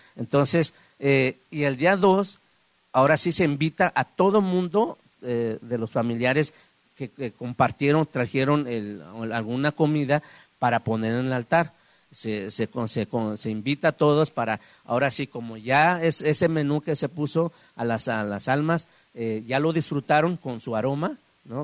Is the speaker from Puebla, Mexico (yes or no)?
no; Guadalajara, Jalisco, Mexico; also born or lived in San Miguel Aguacate, Oaxaca; yo crecí aquí en la ciudad de Guadalajara, pero voy y vengo eh, en mi pueblo natal